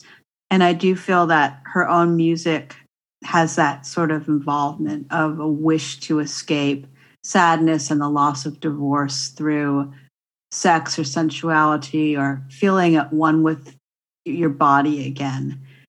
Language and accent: English; Santa Barbara, California, United States; moved away; how it felt to live in Southern California, which I spent most of my early years in. I grew up in Santa Barbara.